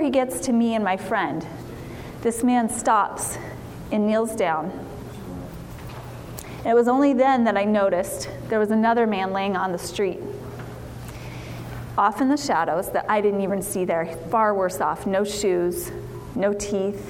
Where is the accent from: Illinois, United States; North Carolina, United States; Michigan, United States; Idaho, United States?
Idaho, United States; I'm a mom from Idaho, born and raised in Idaho